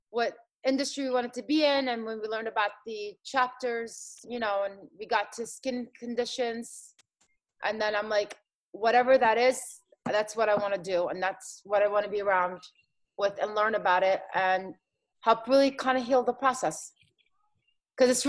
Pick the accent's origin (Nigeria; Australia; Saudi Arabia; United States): United States; Philadelphia, Pennsylvania; also born or lived in Jordan; I lived in South Philly. So I'm back to my hometown